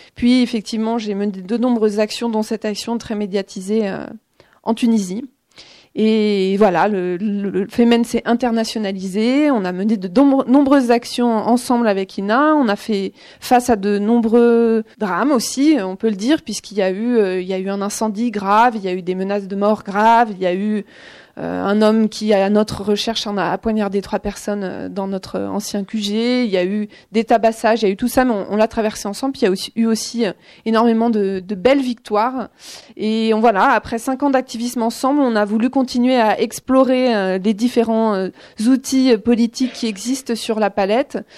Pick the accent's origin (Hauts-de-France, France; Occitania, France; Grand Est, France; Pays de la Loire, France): Pays de la Loire, France; Vendée; j'ai grandi en, en Vendée